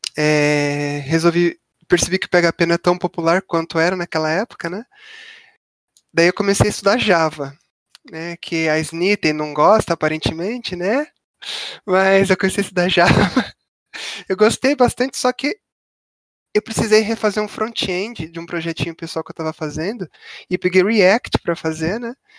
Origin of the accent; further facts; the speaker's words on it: São Paulo, Brazil; sou de São Paulo, capital